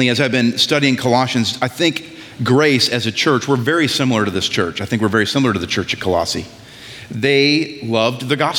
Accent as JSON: {"language": "English", "region": "New England", "country": "United States", "said": "I'm from New England"}